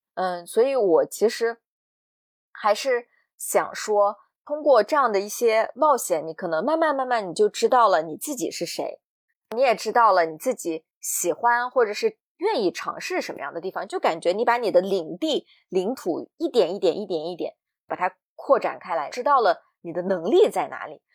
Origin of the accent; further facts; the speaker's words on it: Xinjiang, China; 在我们新疆啊，女士生完孩子坐月子都是在自己妈妈家